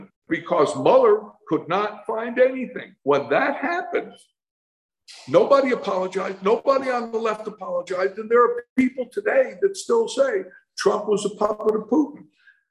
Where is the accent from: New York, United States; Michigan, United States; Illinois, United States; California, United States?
New York, United States; moved away as an adult; now in Guatemala; I was born in New York